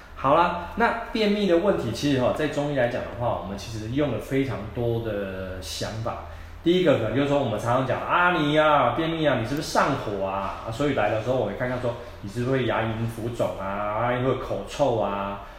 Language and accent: Chinese; Taiwan; 我们台湾人